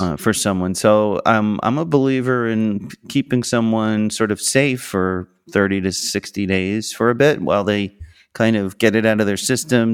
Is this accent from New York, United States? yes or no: yes; Long Island, New York, United States; I'm from Long Island, I'm from New York.